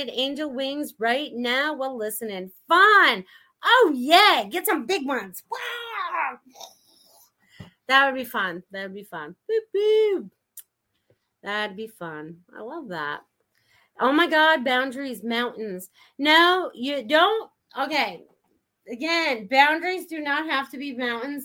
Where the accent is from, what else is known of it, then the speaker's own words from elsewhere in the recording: New England, United States; me growing up in New England